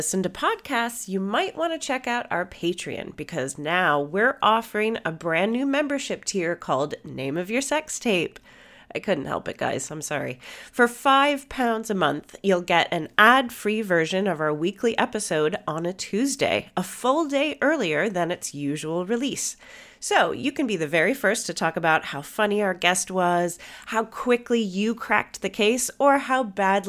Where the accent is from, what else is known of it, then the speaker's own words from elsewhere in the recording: United States; I'm the American.